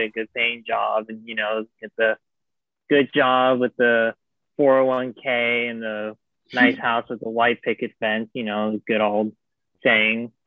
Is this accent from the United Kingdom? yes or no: no; Las Vegas, Nevada, United States; moved away; I'm from Las Vegas. So I transferred from a community college where I'm from in Las Vegas